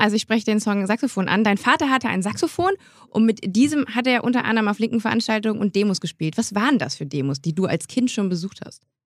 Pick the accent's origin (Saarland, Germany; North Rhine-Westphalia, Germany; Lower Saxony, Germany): North Rhine-Westphalia, Germany; Grevenbroich; moved away; Ich komme aus Grevenbruch, weiß nicht, mhm. ob dir das was sagt. ähm, ist Klima, nee, Haupt, Bundeshauptstadt der Energie steht, wenn man bei uns in einen Ort reinkommt, vorne fett noch neben dem Ortsschild, ähm, weil ich bei, also direkt neben dem Braunkohletagebau, da bin ich groß geworden